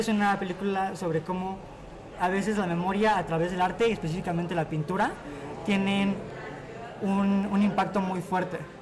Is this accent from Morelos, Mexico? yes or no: yes; Cuernavaca, Morelos, Mexico; moved away as an adult; now in Mexico City, Mexico; Ya hace ah. un año apenas, soy de Cuernavaca.